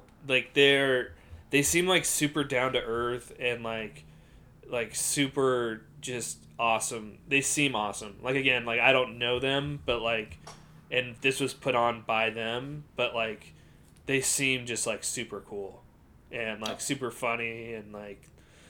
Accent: San Francisco, California, United States; moved away; we're from San Francisco, so you can sponsor us. We're not in San Francisco, so we can't actually go to your stores. We're from the Bay, though.

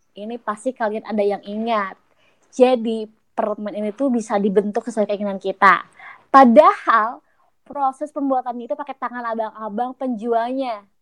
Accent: West Java, Indonesia; Setuju ya, sebagai orang Sunda ya … tuh termasuk orang yang sering banget konsumsi singkong.

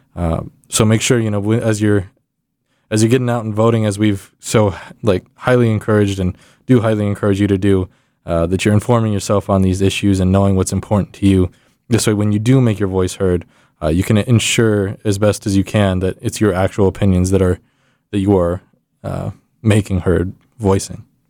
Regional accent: Texas, United States; moved away as an adult; now in Indiana, United States; I'm from Texas

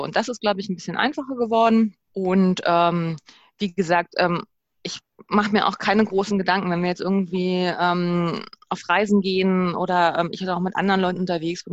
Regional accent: Germany; wir als Deutsche, als Europäer

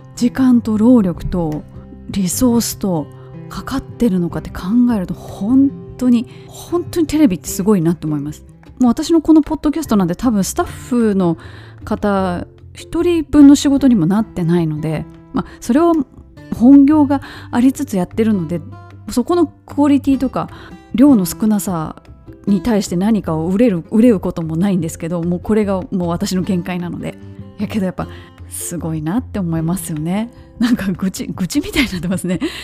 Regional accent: Kansai, Japan; moved away; 私もねもともと関西人ですから

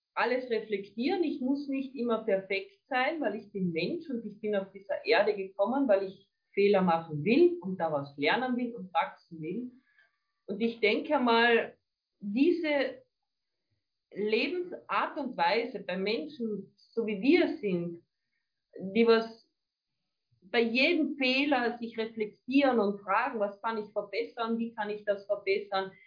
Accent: Carinthia, Austria; also born or lived in Villach; bei uns in Kärnten

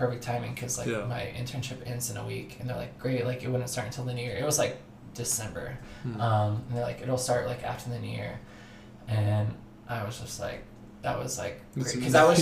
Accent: Burlington, Washington, United States; moved away as an adult; now in Los Angeles, United States; I'm from Burlington

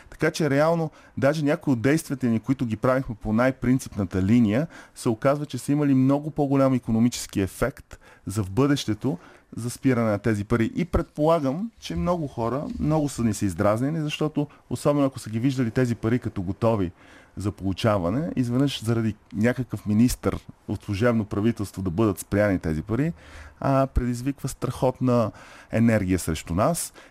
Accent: Canada; Много ми е ясно, че а тези атаки не са защото съм канадец или не.

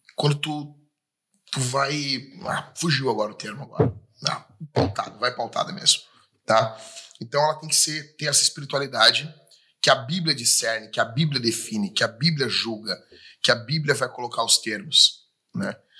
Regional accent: Rio Grande do Sul, Brazil; já fico com saudade aqui da nossa cidade, do Rio Grande do Sul, do, da minha terra, do meu pago

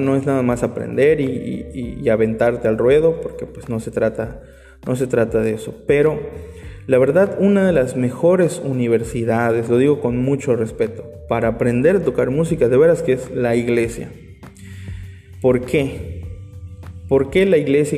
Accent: Mexico; somos mexicanos

